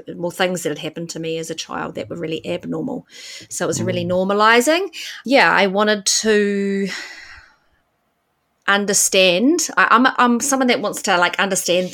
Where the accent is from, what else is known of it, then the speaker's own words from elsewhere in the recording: Auckland, New Zealand; moved away as an adult; also born or lived in India; I grew up in West Auckland and studied business.